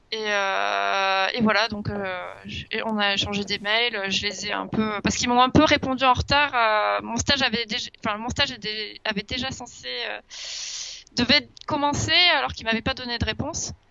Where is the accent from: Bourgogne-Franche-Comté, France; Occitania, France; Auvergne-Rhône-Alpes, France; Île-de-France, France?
Occitania, France; Toulouse; born there; Je suis né à Toulouse en 1996.